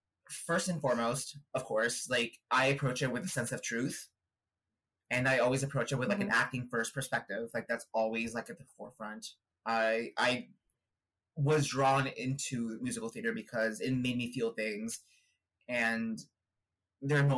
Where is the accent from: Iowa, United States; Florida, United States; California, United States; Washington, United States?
California, United States; Northern; moved away as an adult; also born or lived in Chihuahua, Mexico; now in New York City, United States; I grew up in California